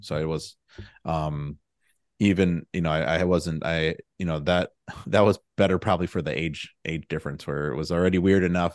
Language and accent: English; Milwaukee, Wisconsin, United States; moved away as an adult; also born or lived in Chicago; now in Austin, United States; I'm from the Milwaukee area up in Wisconsin, and, uh, both my, both my parents were teachers there